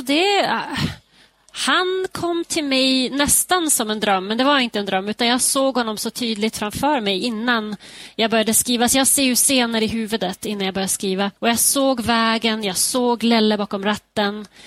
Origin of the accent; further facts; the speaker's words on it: Skellefteå, Västerbotten County, Sweden; now in Denver, United States; min hemstad Skellefteå